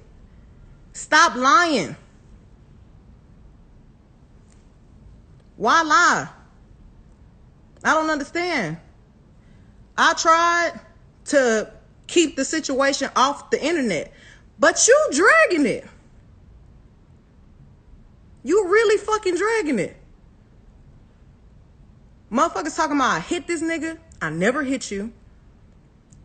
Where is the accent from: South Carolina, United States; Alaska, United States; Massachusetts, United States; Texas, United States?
Texas, United States; Houston